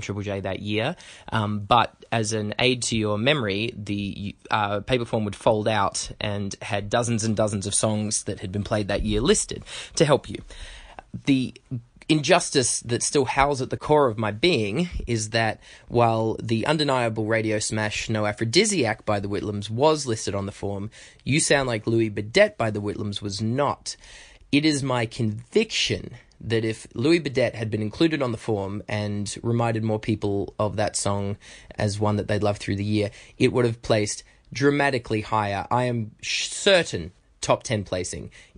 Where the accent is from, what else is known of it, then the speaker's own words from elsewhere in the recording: Broken Hill, New South Wales, Australia; now in Canberra, Australia; from Broken Hill, and I was listening to the countdown as a Year 9 student